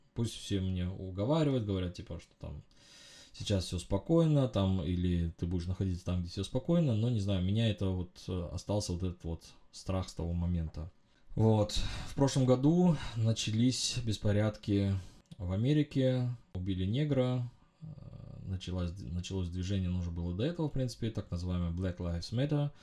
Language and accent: Russian; Uzbekistan; я родился в Узбекистане э, во времена конца Советского Союза. Мы жили в стране